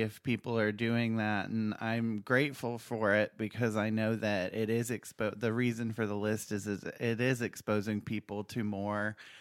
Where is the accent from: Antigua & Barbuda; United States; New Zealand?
United States; South Carolina; we come from South Carolina that no matter where you live, you're going to carry that with you because you, uh, can say that I was lucky enough to be born here